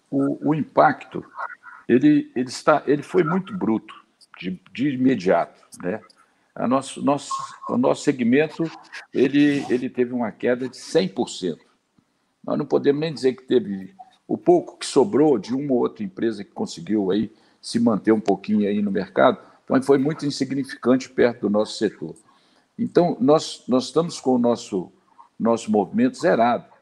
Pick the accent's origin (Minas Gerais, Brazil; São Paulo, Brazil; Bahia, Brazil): Minas Gerais, Brazil; Zona da Mata; also born or lived in Botelhos, Minas Gerais; sou da Zona da Mata